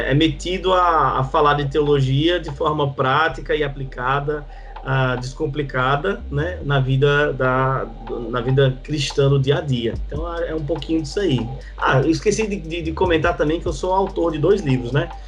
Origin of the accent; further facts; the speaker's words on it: João Pessoa, Paraíba, Brazil; É, eu sou de João Pessoa, Paraíba, aqui no Nordeste, esse lugar maravilhoso que Deus abençoou com uma brisa gostosa e água de coco barata.